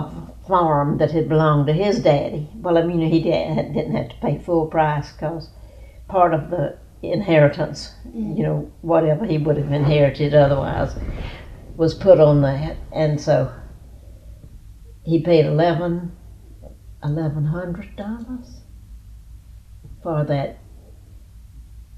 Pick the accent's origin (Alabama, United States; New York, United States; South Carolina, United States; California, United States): South Carolina, United States; Neeses; also born or lived in Columbia, South Carolina / Orangeburg, South Carolina; I grew up in Neces. Outside of Neces, about 3 miles out of Neces